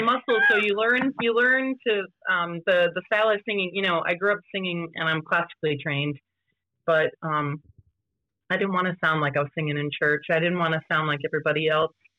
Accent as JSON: {"language": "English", "region": "Ohio", "country": "United States", "tie": "born or raised there", "also_born_or_lived": "Vermont / Boston", "moved": "yes", "said": "I grew up on a small farm in Ohio, but I was born in Vermont by Vermont parents"}